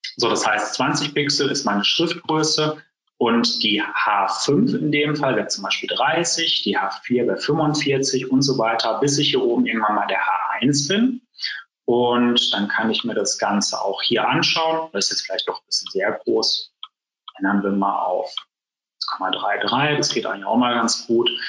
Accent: Essen, North Rhine-Westphalia, Germany; bei uns in Essen

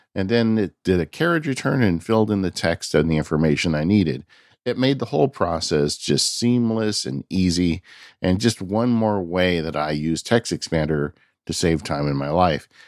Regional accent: California, United States; my home state, California.

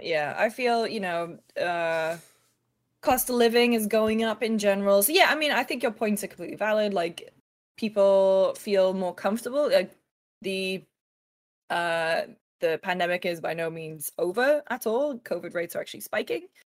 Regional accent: United Kingdom; I'm British

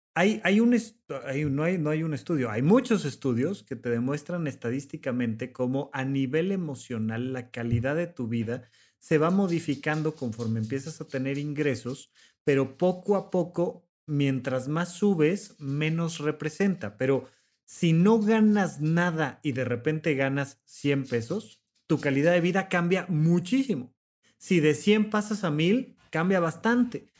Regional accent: Mexico; tenemos como mexicanos

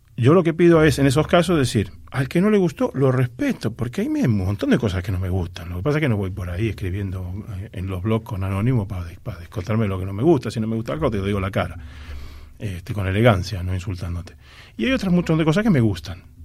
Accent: Argentina; mi misión como argentino es, ser embajador cultural de mi país

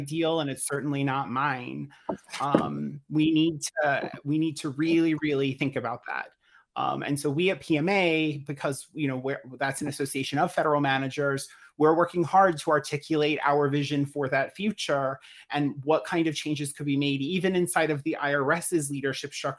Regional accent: United States; as an American myself

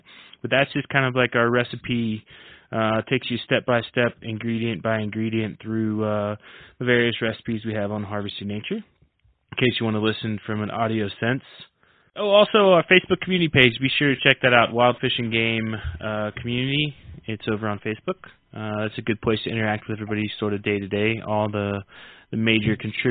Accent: southeast or southern United States, United States; I'm from the southeast or southern United States, and my accent tends to vary depending.

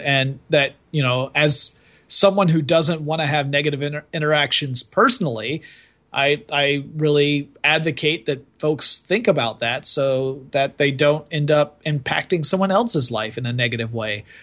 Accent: the South, United States; I was brought up in the South.

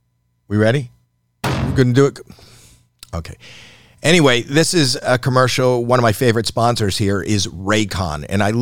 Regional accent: Canada

